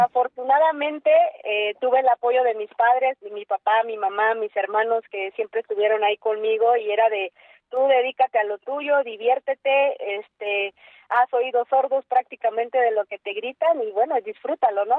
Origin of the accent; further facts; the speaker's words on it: Mexico; en mi país